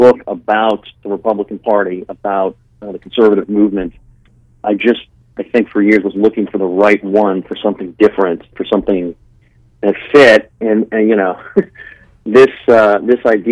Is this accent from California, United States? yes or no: yes; Los Angeles, California, United States; moved away as an adult; also born or lived in Sacramento; I'm from California originally. I grew up in L.A. I didn't leave Los Angeles until I was in my early 30s